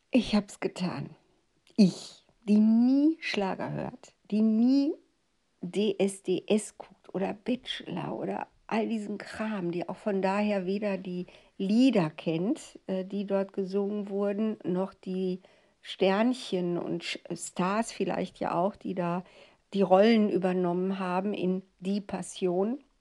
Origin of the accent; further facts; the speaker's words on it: Ruhr area, North Rhine-Westphalia, Germany; Und es war wirklich meine Heimat